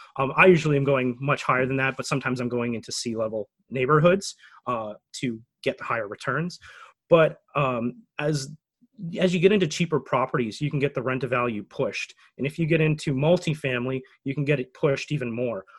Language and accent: English; Canada; as a Canadian